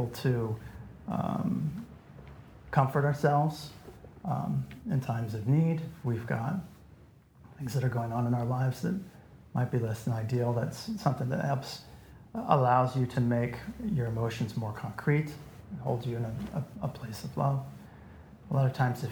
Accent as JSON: {"language": "English", "town": "Iowa City", "region": "Iowa", "country": "United States", "tie": "born or raised there", "said": "I was raised in Iowa City. It's a small liberal arts college town in the Midwest"}